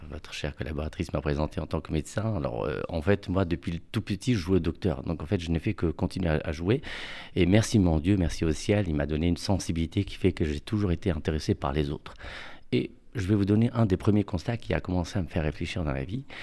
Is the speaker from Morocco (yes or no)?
yes; Morocco; now in Paris, France; quand je suis venu à Paris, euh, je suis venu du Maroc. Et au Maroc, vous savez, il y a les femmes de ménage, chauffeurs, etc.